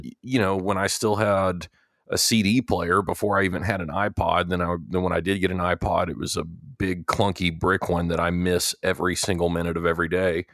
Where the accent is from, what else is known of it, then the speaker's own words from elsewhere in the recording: Texas, United States; growing up in Texas and, and going to college at Texas A and M